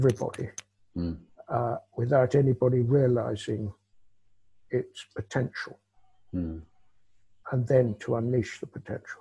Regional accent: United Kingdom; a Brit, me

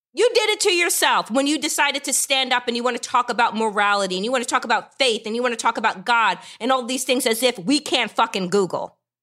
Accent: Long Island, New York, United States; I grew up out east on Long Island

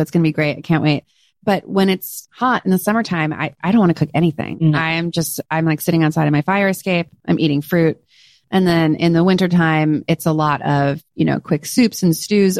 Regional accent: California, United States; I'm from California. It's in my blood

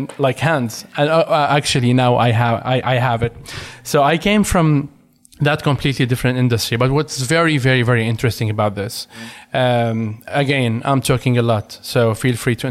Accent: Damascus, Damascus Governorate, Syria; English is a second language; moved away as an adult; also born or lived in Latakia, Syria; now in Sweden; I'm originally from the Latakia, but I moved and lived in Damascus since I was 6 years

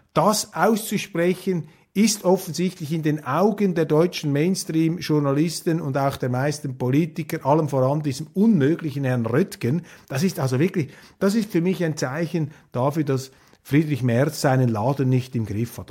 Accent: Switzerland; als Schweizer

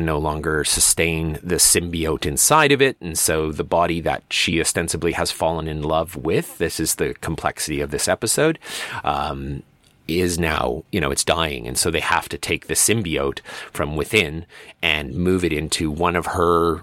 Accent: Medicine Hat, Alberta, Canada; my hometown is largely conservative. It remains largely conservative in terms of its voting tendencies. And it's not a secret. It's called Medicine Hat. It's a very conservative little corner here in Alberta.

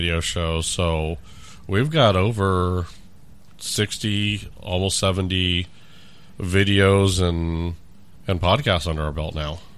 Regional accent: California, United States; also born or lived in Orange County / Los Angeles / San Diego / Riverside; now in Omaha, United States; Originally from, uh, California

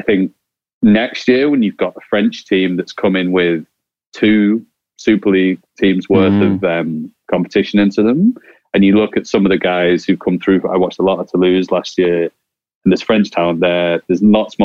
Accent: Ireland; accent: Irish; as an Irishman with this accent

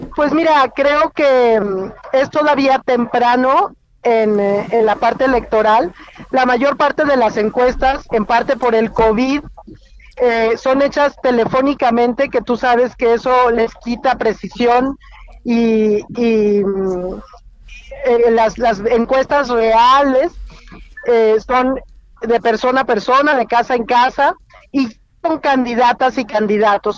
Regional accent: Querétaro, Mexico; moved away; voy camino a mi tierra, eh, voy en carretera hacia Querétaro

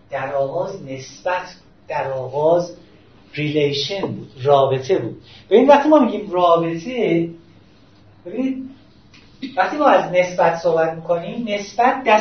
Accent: Tehran, Tehran Province, Iran; در ایران به دنیا اومدم من شهروند اینجام من شهر مثلا اهل تهرانم

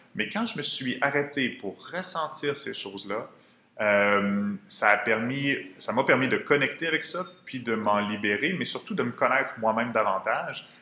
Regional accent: Quebec City, Quebec, Canada; moved away; je viens de Québec à l'origine.

